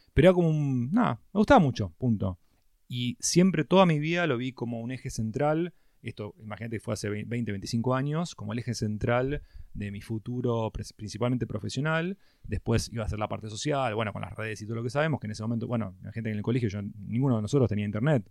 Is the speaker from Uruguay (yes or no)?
no; San Isidro, Buenos Aires Province, Argentina; nací en San Isidro, toda mi vida me crié en Zona Norte.